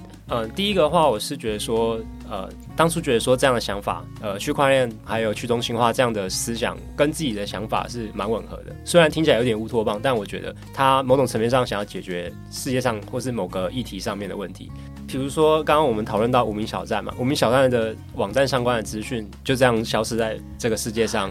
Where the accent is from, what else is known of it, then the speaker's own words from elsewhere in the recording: Taiwan; 因为我是台湾人